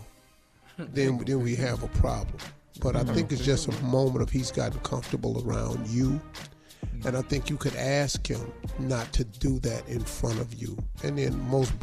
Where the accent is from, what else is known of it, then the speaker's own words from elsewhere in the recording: West Virginia, United States; I'm from West Virginia